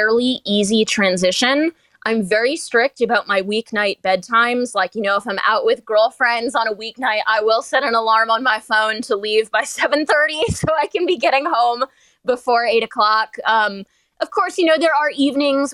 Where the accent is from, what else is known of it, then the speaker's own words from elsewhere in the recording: Maine, United States; moved away as an adult; also born or lived in Charlotte, North Carolina / Charlottesville, Virginia; now in Norfolk, United States; I'm from Maine